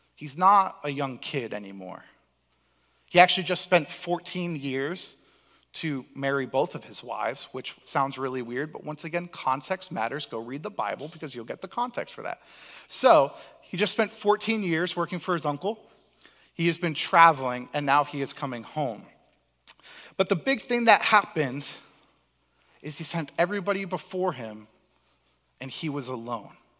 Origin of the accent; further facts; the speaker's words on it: Cape Cod, Massachusetts, United States; I was blessed to grow up in Cape Cod